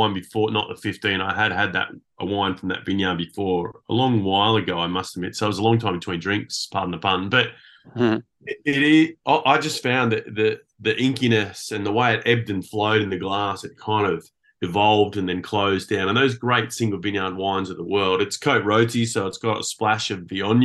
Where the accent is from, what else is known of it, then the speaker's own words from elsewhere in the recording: the Hunter, New South Wales, Australia; I was born in the Hunter.